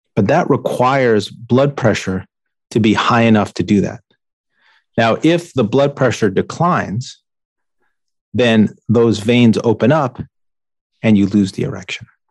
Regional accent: New York, United States; I grew up in New York

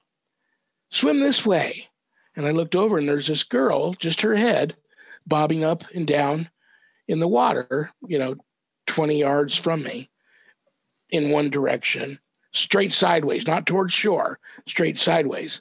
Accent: Los Angeles, California, United States; I'm 10 years old, growing up in Southern California, San Fernando Valley

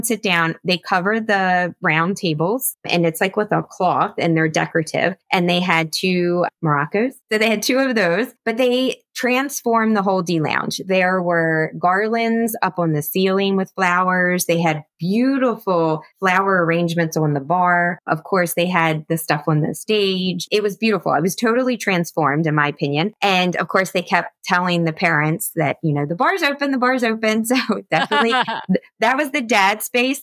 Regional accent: Florida, United States; I told him from Florida

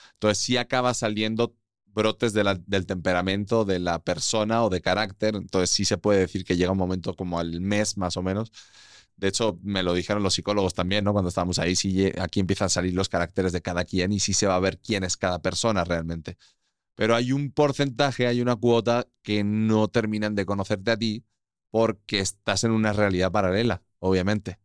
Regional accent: Albacete, Castilla-La Mancha, Spain; moved away as an adult; also born or lived in Castellón / Madrid / Panama; now in Mexico; Nací en Albacete, crecí ahí, ha sido mi vida

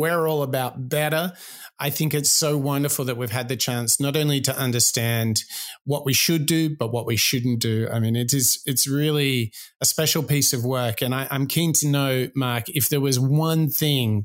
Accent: Australia; I'm an Australian

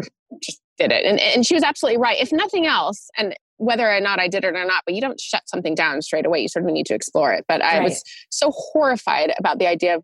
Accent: Orange County, Southern California, United States; moved away as an adult; also born or lived in London, United Kingdom; now in Los Angeles, United States; I was born in Laguna Beach and Newport Beach

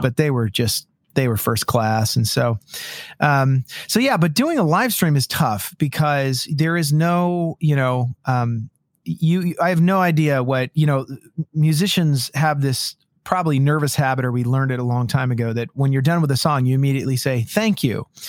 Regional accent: California, United States; moved away as an adult; also born or lived in Los Angeles / Nashville; now in Washington, United States; I grew up in California

